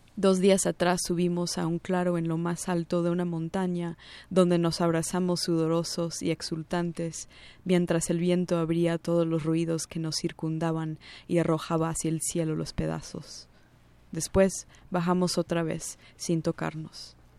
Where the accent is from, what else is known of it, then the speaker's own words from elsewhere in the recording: New Jersey, United States; first language English; Spanish is a second language; moved away as an adult; also born or lived in New York City; now in Mexico City, Mexico; nací en Nueva York, crecí en los suburbios de esa ciudad, en el estado de Nueva Jersey. Vivo en México DF desde hace unos seis años casi